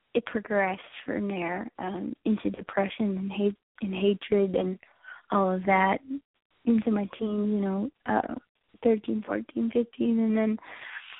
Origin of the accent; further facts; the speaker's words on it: Texas, United States; I grew up in Texas